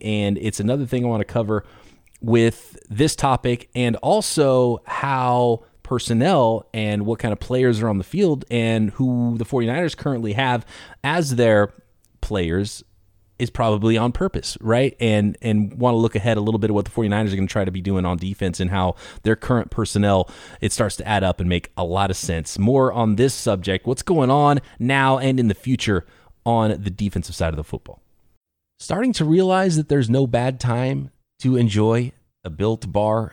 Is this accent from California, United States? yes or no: yes; California, United States; I grew up in California